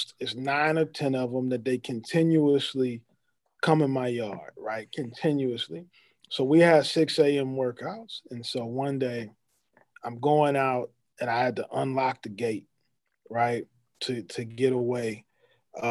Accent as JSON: {"language": "English", "town": "St. Louis", "region": "Missouri", "country": "United States", "tie": "born or raised there", "said": "I grew up here"}